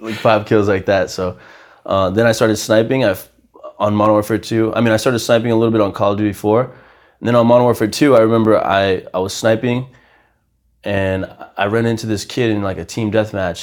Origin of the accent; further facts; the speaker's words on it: Haverhill, Massachusetts, United States; also born or lived in Brazil / Lowell, Massachusetts; when I was seven, we moved to Massachusetts. Um, I actually, my first five years in Massachusetts, I lived in Lowell